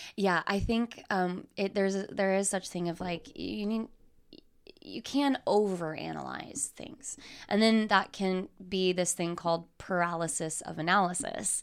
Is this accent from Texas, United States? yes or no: yes; Texas, United States; moved away as an adult; also born or lived in Lubbock / New York / Los Angeles; now in Dallas, United States; growing up in Texas